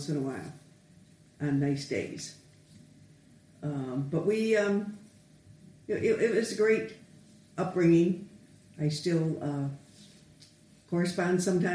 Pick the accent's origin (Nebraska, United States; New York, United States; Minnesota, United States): New York, United States; Western; moved away as an adult; also born or lived in Seneca Falls, New York / Batavia, New York; now in Detroit, United States; I was born back in Seneca Falls, New York, which is a famous little town for the women's suffrage movement way back when, before my time. And then we moved to Batavia, New York